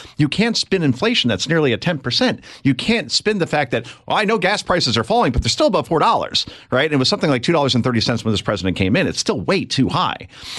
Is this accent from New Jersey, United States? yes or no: yes; New Jersey, United States; when I grew up here in Jersey, we had the New York stations, they were called.